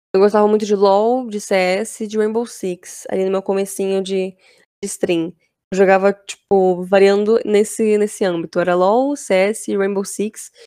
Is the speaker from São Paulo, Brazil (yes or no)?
yes; Embu das Artes, São Paulo, Brazil; Mas eu moro na Grande São Paulo ainda, né? Eu, eu sou de Embu das Artes.